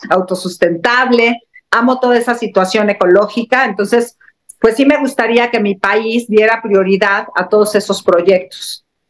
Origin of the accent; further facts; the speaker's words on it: Mexico; como mexicana